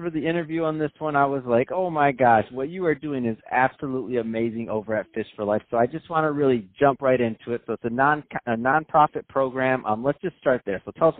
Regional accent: Detroit, Michigan, United States; So I grew up in Michigan, and where we used to fish, just the Detroit River.

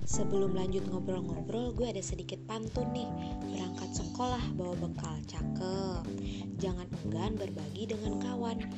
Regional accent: Tangerang, Banten, Indonesia; now in Lampung, Indonesia; Gue berasal dari Tangerang, lumayan jauh nih dari lingkungan kampus. Jadi anak rantau deh.

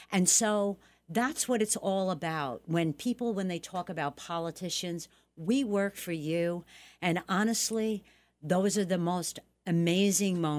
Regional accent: Bronx, New York, United States; You know, um, I came from the Bronx. We never had a ton of money and everything.

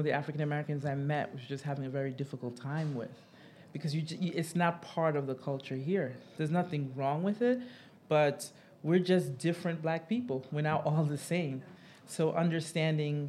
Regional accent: Haiti; moved away; also born or lived in United States / Ghana; being Haitian

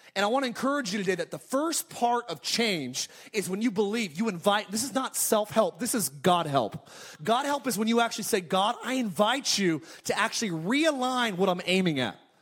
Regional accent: California, United States; moved away; I'm actually from California

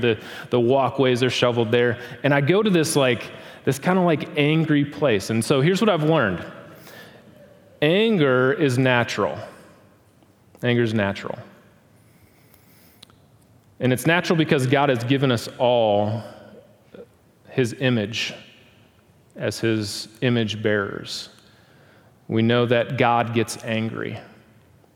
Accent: Milwaukee, Wisconsin, United States; now in Tulsa, United States; Growing up in Milwaukee, Wisconsin

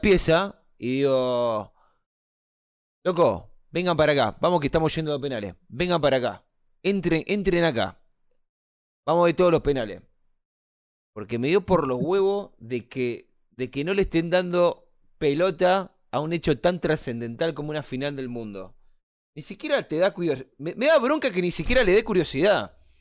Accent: Argentina; yo soy argentino

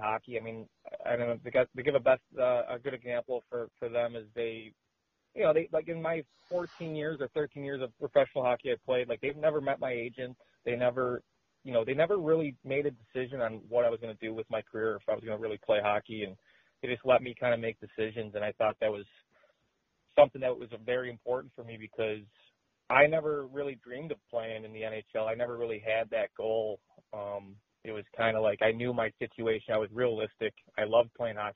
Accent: Chicago, Illinois, United States; moved away as an adult; also born or lived in Finland; I was born just outside of Chicago

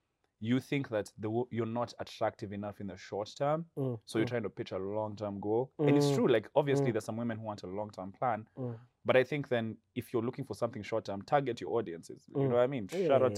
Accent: Meru, Meru County, Kenya; also born or lived in Nairobi; I come from Meru.

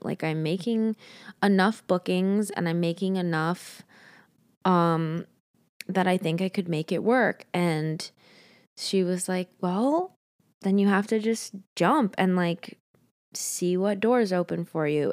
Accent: Montana, United States; now in Los Angeles, United States; I was born in Montana. Great place. Great place to grow up.

